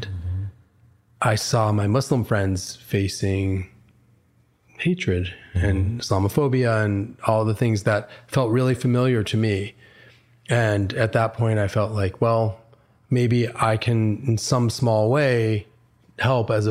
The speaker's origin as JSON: {"language": "English", "town": "Schenectady", "region": "New York", "country": "United States", "tie": "born or raised there", "said": "So I was born in Schenectady, New York. And when I was a boy growing up there, I faced anti-Semitism."}